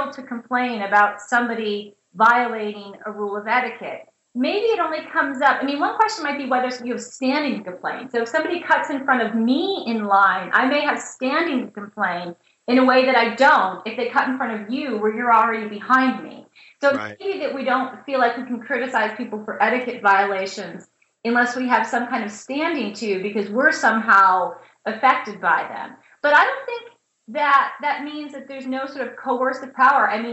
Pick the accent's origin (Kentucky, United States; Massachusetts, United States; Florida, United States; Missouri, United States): Missouri, United States; St. Louis; moved away as an adult; also born or lived in Indiana / North Carolina; I'm a Midwesterner. I grew up in St. Louis and went to college in Indiana.